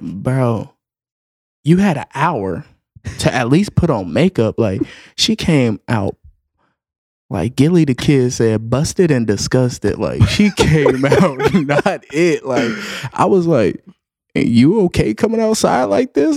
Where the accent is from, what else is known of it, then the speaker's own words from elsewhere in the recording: the South, United States; I'm from the South